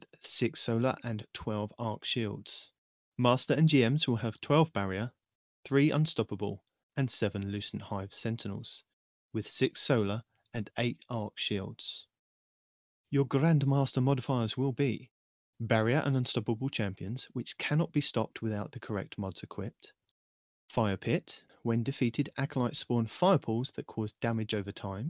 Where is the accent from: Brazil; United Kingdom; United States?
United Kingdom; I am your British host